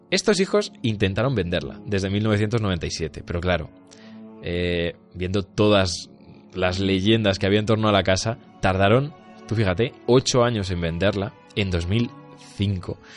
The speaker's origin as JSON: {"language": "Spanish", "town": "Peñaranda de Bracamonte", "region": "Castile and León", "country": "Spain", "tie": "born or raised there", "said": "incluso en mi pueblo eh, se ha llevado mucho esto de casas encantadas. Allí en Peñalanda hay casas encantadas para, tomar, eh, dar y regalar. Y, y, también como que he crecido yo en, bueno, al fin y al cabo, en, una, en un ambiente"}